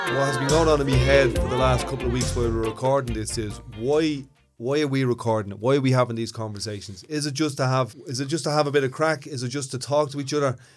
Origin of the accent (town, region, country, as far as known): Ireland; also born or lived in Ballymun, Dublin